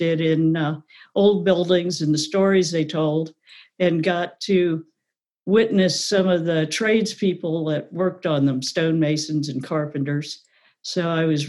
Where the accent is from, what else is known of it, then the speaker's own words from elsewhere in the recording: Lubbock, Texas, United States; also born or lived in New Hampshire; now in Maryland, United States; I was born and raised in Lubbock, Texas